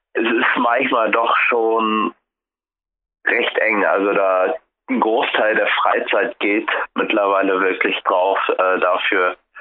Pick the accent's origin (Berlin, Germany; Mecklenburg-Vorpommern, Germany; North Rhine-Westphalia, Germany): Mecklenburg-Vorpommern, Germany; Rostock; moved away as an adult; now in Frankfurt, Germany; Ich komme ja aus Rostock